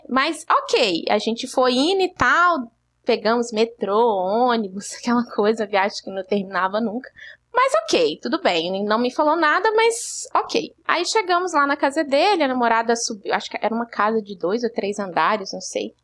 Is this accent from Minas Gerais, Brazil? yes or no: yes; Belo Horizonte, Minas Gerais, Brazil; eu sou de BH